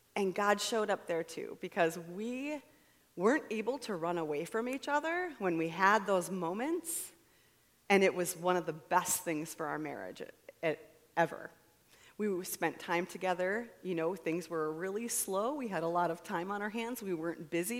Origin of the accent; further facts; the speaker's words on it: United States; I'm an American